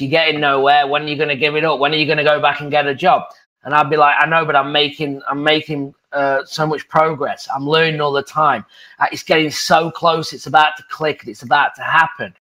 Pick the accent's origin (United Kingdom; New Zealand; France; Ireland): United Kingdom; England; moved away as an adult; now in United States; I'm from England as a golf pro, moving to the United States, being a real estate investor